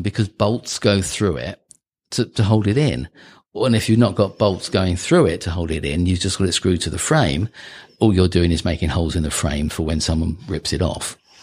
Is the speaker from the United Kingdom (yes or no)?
yes; United Kingdom; moved away; I'm British.